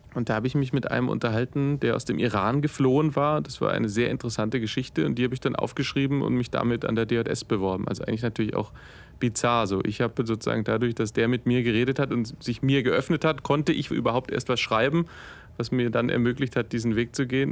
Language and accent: German; Stuttgart, Baden-Württemberg, Germany; also born or lived in Tübingen; Ich komme gebürtig aus Stuttgart